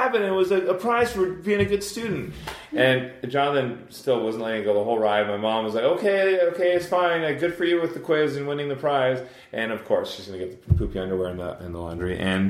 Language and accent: English; Scotland, United Kingdom; I'm Scottish.